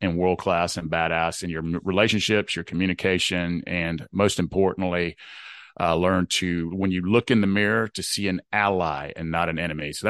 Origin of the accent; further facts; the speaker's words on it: Southeast, United States; So I grew up in the Southeast United States in a good, hardworking part of the world.